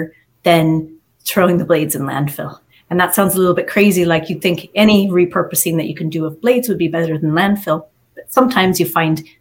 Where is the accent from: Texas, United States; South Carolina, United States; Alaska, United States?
Alaska, United States; moved away as an adult; now in Ireland; I'm from Alaska originally.